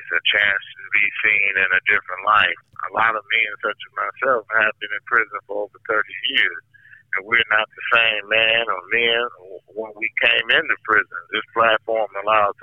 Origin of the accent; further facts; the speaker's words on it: Milwaukee, Wisconsin, United States; I'm from Milwaukee, Wisconsin, and I'm currently at Red Granite Institution